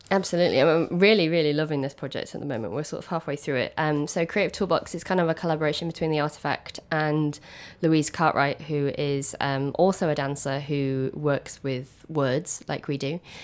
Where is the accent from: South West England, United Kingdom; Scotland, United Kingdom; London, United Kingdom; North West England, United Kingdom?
North West England, United Kingdom; Manchester; my journey began back home in Manchester. I'm from South Manchester